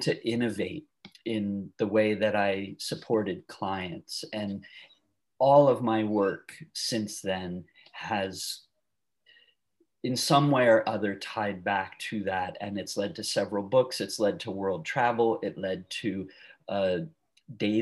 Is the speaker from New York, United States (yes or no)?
yes; Long Island, outside New York City, United States; moved away as an adult; also born or lived in San Francisco area, California / Eureka, California; now in California, United States; I grew up outside New York City in a suburb of Long Island